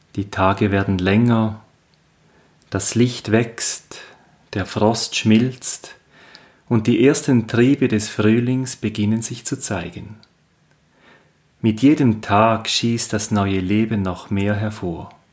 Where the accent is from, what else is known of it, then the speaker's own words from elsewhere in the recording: Switzerland; aus meiner Heimat, dem Appenzellerland